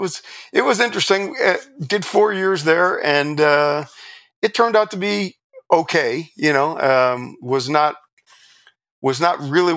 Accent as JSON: {"language": "English", "region": "New York", "country": "United States", "said": "and I'm volunteering from New York."}